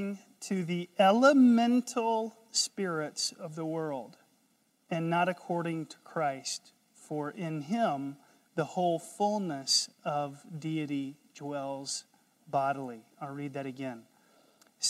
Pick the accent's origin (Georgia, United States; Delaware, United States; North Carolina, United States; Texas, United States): North Carolina, United States; I'm from North Carolina